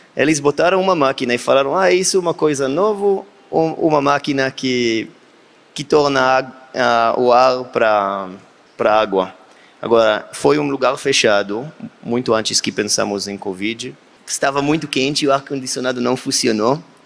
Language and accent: Portuguese; Beersheba, Southern District, Israel; Portuguese is a second language; Eu sou da Beersheba do Sul